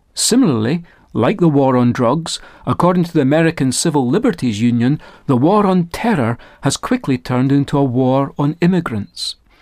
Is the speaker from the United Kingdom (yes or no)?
yes; Scotland, United Kingdom; I was raised on the north side of the border that divides Scotland and England